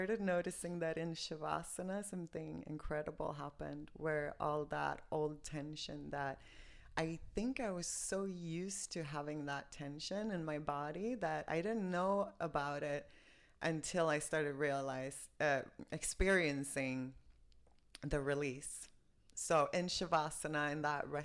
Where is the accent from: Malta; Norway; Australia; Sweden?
Sweden; moved away as an adult; also born or lived in New York / Miami; I'm from Sweden, born and raised. I left Sweden when I was 25.